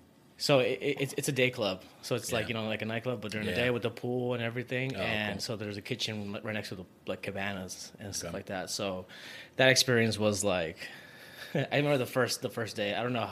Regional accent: near Sacramento, Northern California, United States; moved away as an adult; now in Las Vegas, United States; California, like up north near Sacramento area. Okay. Yeah, I've lived there and then I wanted to move out of my hometown.

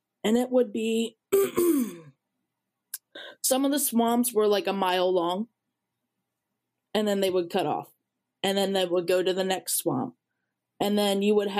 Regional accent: Pennsylvania, United States; moved away as an adult; also born or lived in Florida; I grew up in Pennsylvania

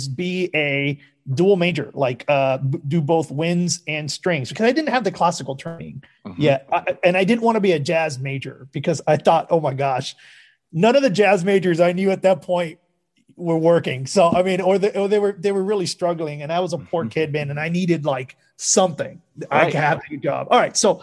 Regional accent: Havana, Cuba; now in United States; I'm Cuban American. So, you know, I was born in Havana. I came here

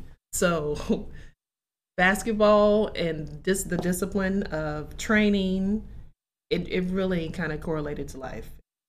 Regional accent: New Madrid, Missouri, United States; moved away as an adult; New Madrid is, you know, my hometown is about 3,300 people. We're about 2 hours north of Memphis, about two and a half south of St. Louis. So we are at called the Boot Hill. It's the bottom, you know, southeast Missouri.

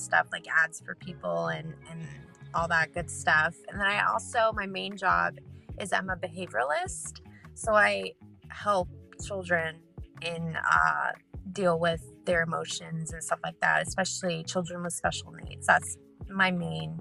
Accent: California, United States; I'm from California

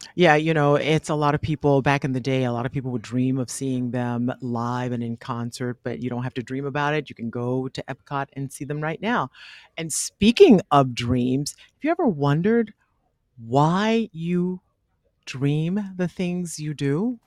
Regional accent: the South, United States; I'm from the South

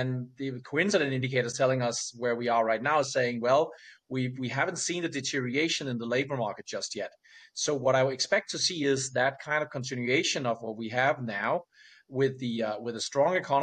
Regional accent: Denmark

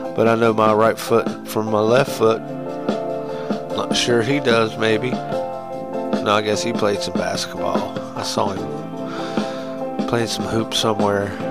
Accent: United States; we're American

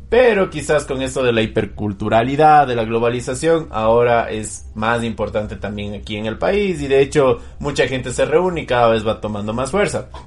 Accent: Ecuador; el establecimiento del símbolo patrio que nos identifica como ecuatorianos, que es el escudo

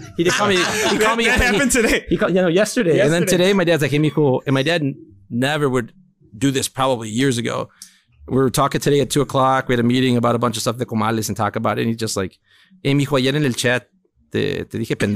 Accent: Melrose Park, Illinois, United States; I'm from the suburbs.

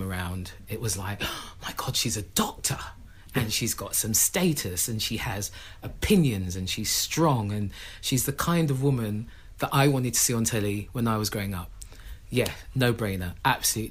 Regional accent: London, United Kingdom; my family were one of the first families that moved into Tottenham, with one of the first black families in Tottenham

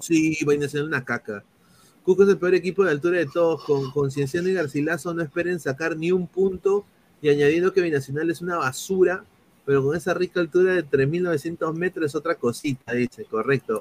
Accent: Peru; moved away as an adult; now in United States; soy periodista aquí en los Estados Unidos de la MLS, ya por más de tres años, soy peruano

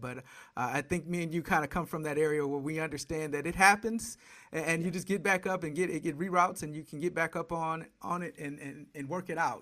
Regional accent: Detroit, Michigan, United States; I grew up in Detroit watching the Bad Boys

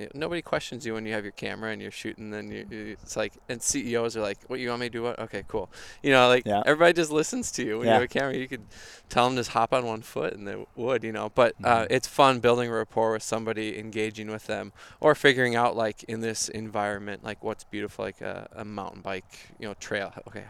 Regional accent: Minneapolis, Minnesota, United States; I'm from Minnesota, grew up in Minneapolis, still live here.

